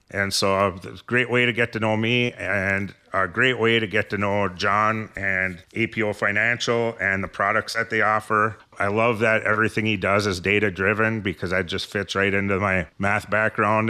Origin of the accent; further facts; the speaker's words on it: Ishpeming, Michigan, United States; also born or lived in Copper Country, Michigan; I was born and raised in Ishpeming